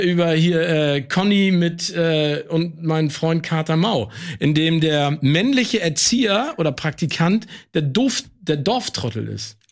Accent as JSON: {"language": "German", "region": "Hamburg", "country": "Germany", "said": "als Hamburger"}